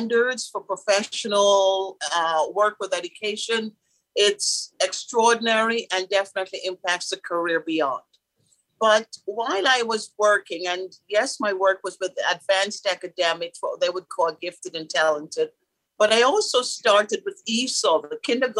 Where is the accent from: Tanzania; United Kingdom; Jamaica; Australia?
Jamaica; Kingston; moved away; I was born in Kingston, Jamaica, and great parents. My dad was in the police force there